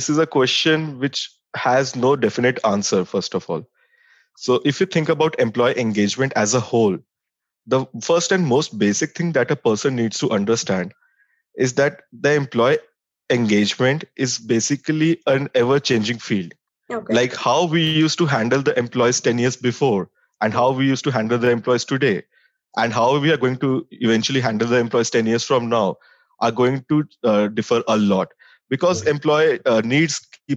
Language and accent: English; Delhi, India; also born or lived in Dehradun; I'm born and brought up in Delhi. I've done my schooling from St. Xavier's School, Delhi.